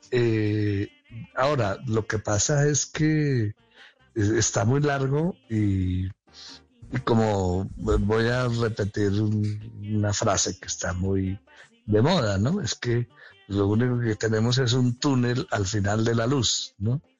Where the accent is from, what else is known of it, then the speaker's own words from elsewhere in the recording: Caribbean coast, Colombia; sí, dímelo a mí que soy costeño.